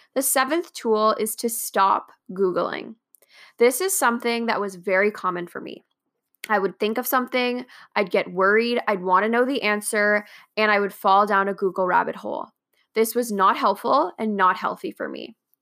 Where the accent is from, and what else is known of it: Canada